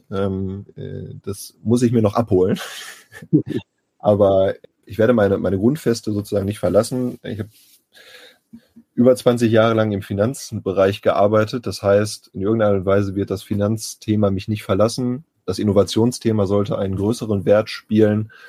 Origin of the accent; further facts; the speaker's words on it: Bielefeld, North Rhine-Westphalia, Germany; Ich bin gebürtiger Bielefelder und bin eigentlich nur fürs Studium und für die Arbeit mal weggegangen. Im Herzen und wohnhaft im Wesentlichen aber immer hier geblieben